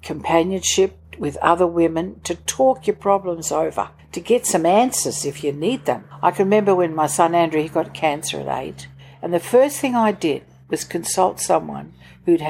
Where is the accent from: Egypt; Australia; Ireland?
Australia; Victoria; moved away as an adult; also born or lived in Sydney, New South Wales / Hamilton, Victoria / Toowoomba, Queensland; now in Gold Coast, Australia; My father was gone for many years up in New Guinea. He was in the Air Force. My mother and I had to go and live with my grandmother in Hamilton in Victoria.